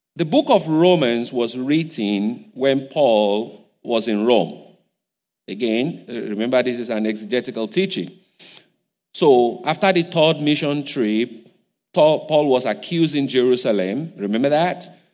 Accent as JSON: {"language": "English", "town": "Igbajo", "region": "Osun", "country": "Nigeria", "second_language": "English", "moved": "yes", "said": "I'm from Igbajo. I don't speak too much English."}